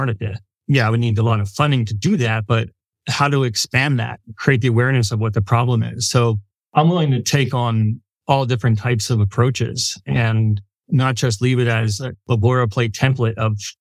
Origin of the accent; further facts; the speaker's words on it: Philadelphia, Pennsylvania, United States; I'm from Philly